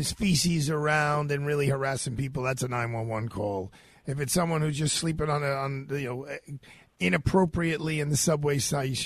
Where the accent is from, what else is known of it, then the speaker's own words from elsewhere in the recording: New York City, New York, United States; I'm a New Yorker first